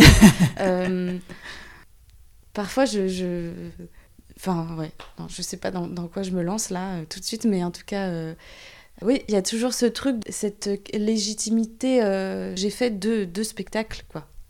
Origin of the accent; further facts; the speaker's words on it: Saint-Nazaire, Pays de la Loire, France; je viens de Saint-Nazaire